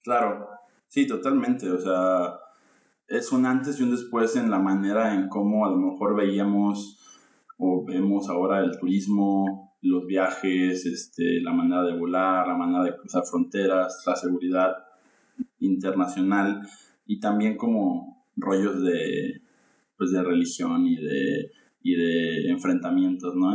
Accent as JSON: {"language": "Spanish", "country": "Mexico", "said": "en mi colegio de, monjitas, como, como buen mexicano católico"}